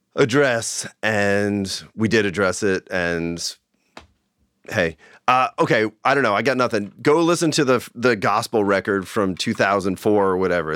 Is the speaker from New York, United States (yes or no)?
yes; Long Island, New York, United States; now in Bay Area, United States; I grew up in New York